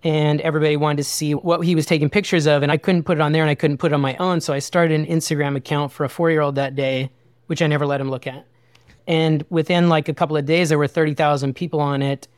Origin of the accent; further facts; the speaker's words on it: Wyoming, United States; I grew up in a really small town in Wyoming